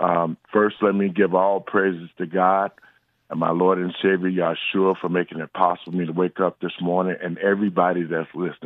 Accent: Chicago, Illinois, United States; I grew up in Chicago, in Inglewood.

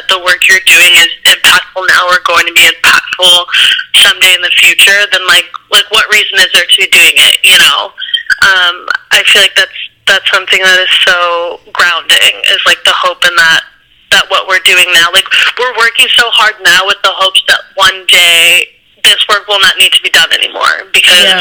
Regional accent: Ohio, United States; I grew up in Ohio, so I grew up yeah. in like a um, very like conservative uh, town where you know, there was it was mainly white folks.

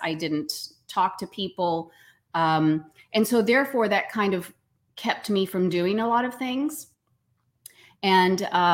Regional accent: Tyler, Texas, United States; I was born in Tyler, Texas.

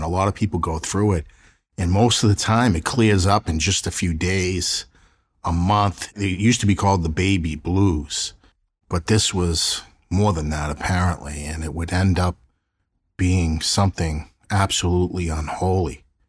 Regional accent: Boston, Massachusetts, United States; my hometown of South Boston

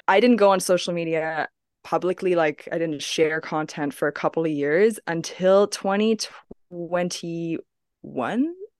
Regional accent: Hong Kong; moved away; I grew up in Hong Kong

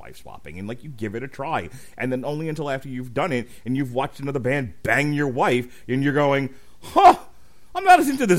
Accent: Ohio, United States; that seems like a fun thing I never thought I would do growing up in Ohio.

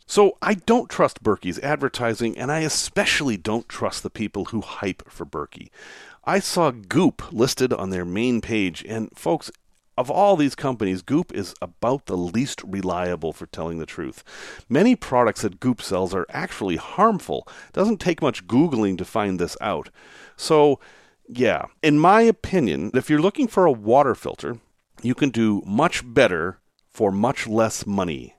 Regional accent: the North, United States; Growing up in the North

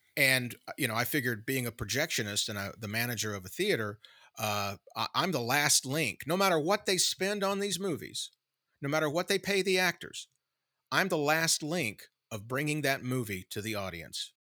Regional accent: Tupelo, Mississippi, United States; Tupelo, my hometown

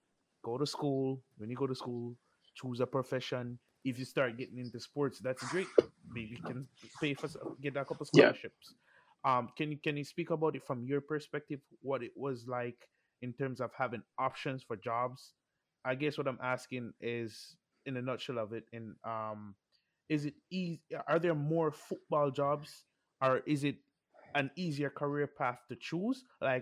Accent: Jamaica; moved away; Well, I grew up in Jamaica.

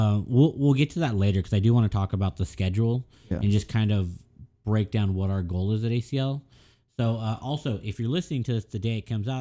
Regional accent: Austin, Texas, United States; I grew up in Austin

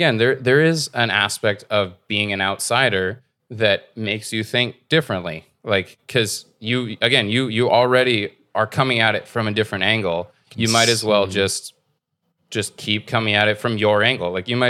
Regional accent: United States; now in Canada; I grew up in America. I don't even know Canadian history.

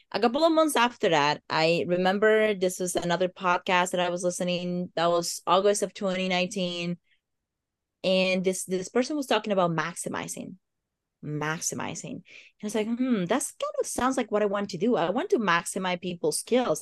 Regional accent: Dominican Republic; English is a second language; moved away as an adult; now in United States; So in D R, we're very much like very social people. We like to hug, we like to like, you know, kiss, like we're, that's just our culture.

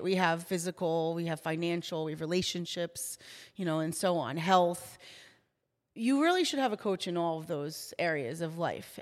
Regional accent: New Jersey, United States; I am from New Jersey, born and raised, Jersey

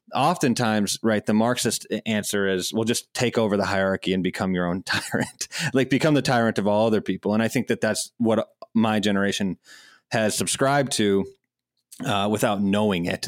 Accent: Madison, Wisconsin, United States; I grew up in Madison, Wisconsin

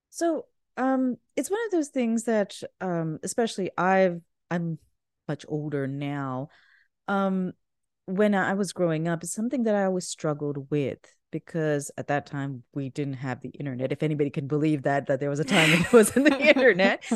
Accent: Pakistan; moved away; I grew up in Pakistan.

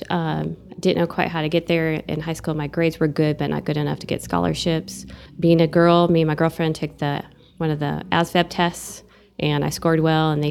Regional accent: Eau Claire, Wisconsin, United States; moved away as an adult; now in Amarillo, United States; Amarillo felt a lot like my hometown. And my hometown in Eau Claire was uh, a bigger city, agriculture surrounding it.

